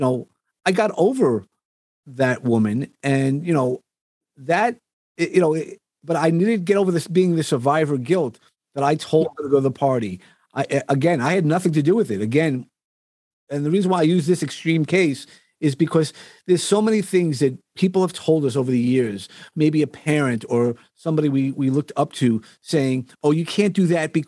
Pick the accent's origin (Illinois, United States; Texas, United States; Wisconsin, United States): Texas, United States; born there; So if you're asking me where I was born in Texas, because my dad was in the Air Force. He was just getting out of the Air Force, right.